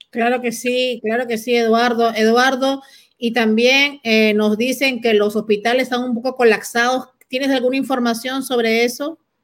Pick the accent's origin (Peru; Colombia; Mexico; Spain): Peru; yo como peruana